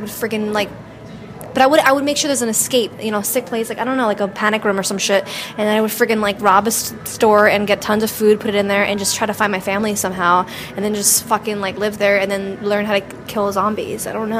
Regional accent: New York City, New York, United States; also born or lived in Staten Island; I'm from New York City. I was born in Brooklyn.

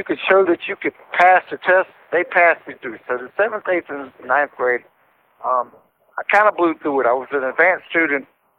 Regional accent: Roanoke, Virginia, United States; also born or lived in Detroit, Michigan / Roseville, Michigan; After we moved from Detroit to Roseville, when I was about 6, we moved down to Virginia. Lived in a small city called Roanoke. It's kind of small, about 100,000 people.

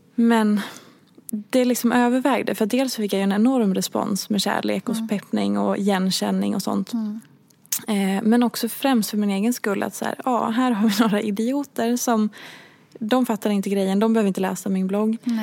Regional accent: Hedemora, Dalarna County, Sweden; moved away; jag är uppvuxen i Hedemora

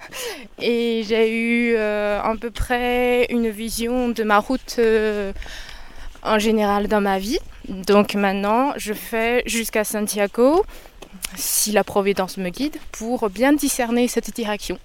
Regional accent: China; moved away as an adult; now in France

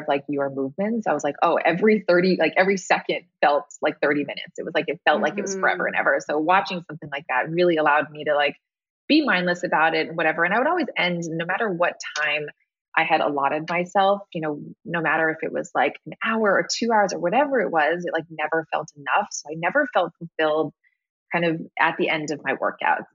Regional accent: Hawaii, United States; I grew up in Hawaii

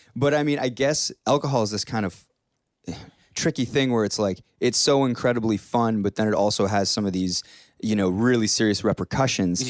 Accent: Hamilton, Ontario, Canada; I'm from Hamilton, like Steeltown

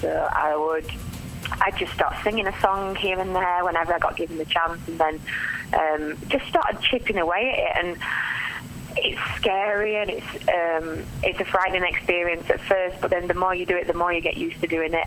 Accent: Yorkshire and the Humber, United Kingdom; moved away; I'm from South Yorkshire originally, um, hence the accent

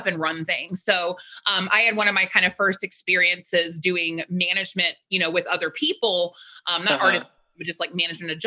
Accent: Richmond, Virginia, United States; I grew up in Richmond, Virginia

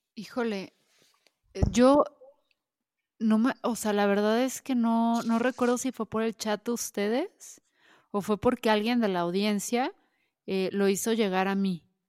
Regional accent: Guadalajara, Jalisco, Mexico; como somos de Jalisco, específicamente de Guadalajara

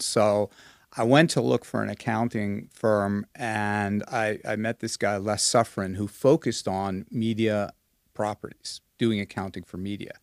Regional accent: Long Island, New York, United States; moved away as an adult; also born or lived in Hong Kong; I grew up on Long Island in New York

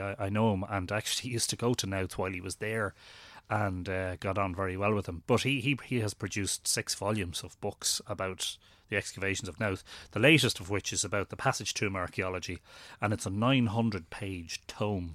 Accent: Drogheda, Leinster, Ireland; born in Drogheda and li-, I've lived here all my life

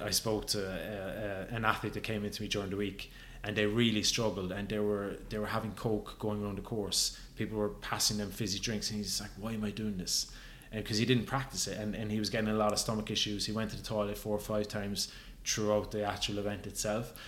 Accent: Ireland; growing up in Ireland

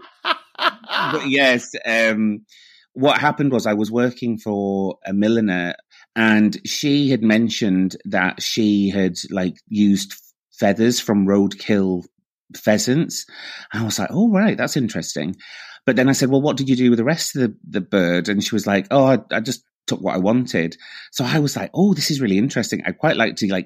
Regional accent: Morecambe, North West England, United Kingdom; moved away as an adult; also born or lived in Bradford / Chester; now in Edinburgh, United Kingdom; And then my family decamped, or my mother did, decamp to Morecambe

